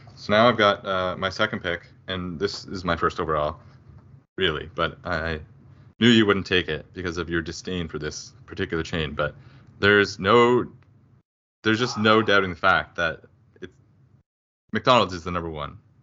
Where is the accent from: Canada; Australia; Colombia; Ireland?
Canada; close to home as a Canadian